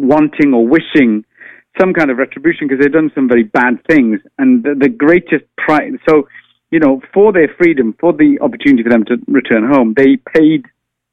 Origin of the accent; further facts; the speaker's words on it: Wales, United Kingdom; now in United States; I am an immigrant living in the United States. So I kind of thought, like, what if I never saw my home country of Wales ever again?